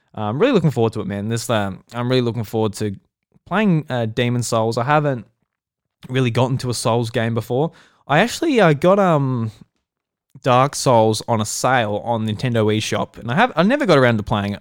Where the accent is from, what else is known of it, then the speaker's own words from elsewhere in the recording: Australia; I'm Australian, I'm in Australia